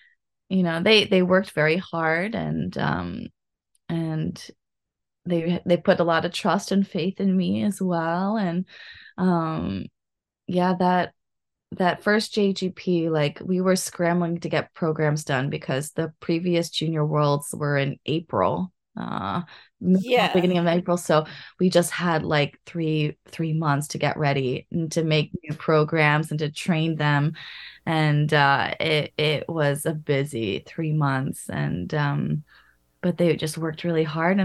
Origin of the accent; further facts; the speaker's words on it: United States; now in Japan; I grew up in the States